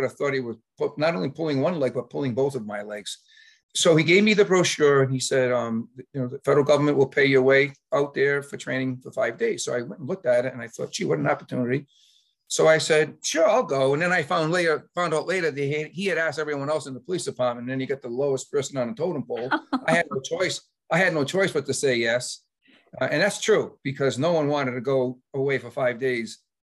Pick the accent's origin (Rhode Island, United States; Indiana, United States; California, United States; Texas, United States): Rhode Island, United States; Cumberland; also born or lived in Lincoln, Rhode Island; I had the fortune of going to my hometown of Cumberland to be the police chief there for 10